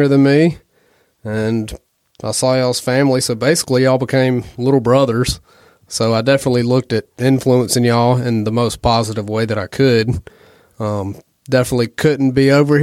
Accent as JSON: {"language": "English", "town": "Birmingham", "region": "Alabama", "country": "United States", "also_born_or_lived": "North Carolina", "said": "I'm from Birmingham, Alabama, in the Marines at Camp Lejeune, and we met in North Carolina"}